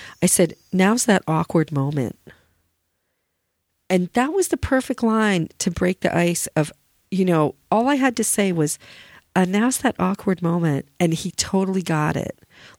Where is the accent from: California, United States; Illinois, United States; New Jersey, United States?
New Jersey, United States; Flemington; born there; And he's Flemington. That's where I was born. My dad had a business there 14 years.